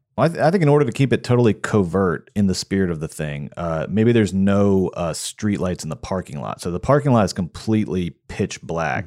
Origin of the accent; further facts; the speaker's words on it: Marietta, Georgia, United States; my hometown of Marietta, Georgia